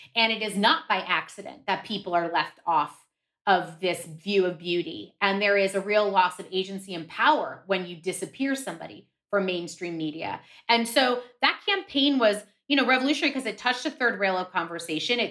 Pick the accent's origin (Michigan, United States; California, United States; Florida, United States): Florida, United States; Miami; as a kid growing up in Miami